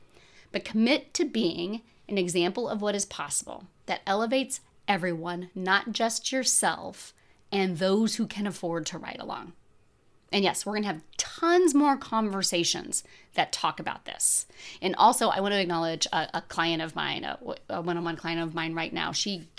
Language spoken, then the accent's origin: English; United States; and I grew up here in America.